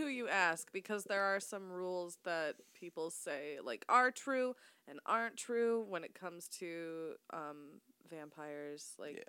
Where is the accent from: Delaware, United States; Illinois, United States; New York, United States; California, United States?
Illinois, United States; Chicago; We're painfully Chicagoan.